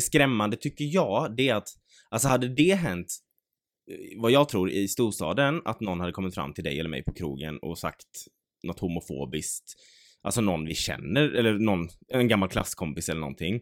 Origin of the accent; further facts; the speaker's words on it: Mölndal, Västra Götaland, Sweden; Ja, alltså vi är från Möndal